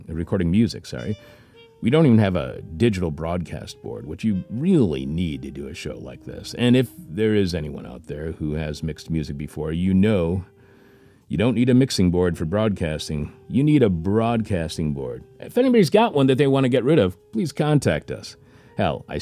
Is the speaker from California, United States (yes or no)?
no; Detroit, Michigan, United States; I grew up in Detroit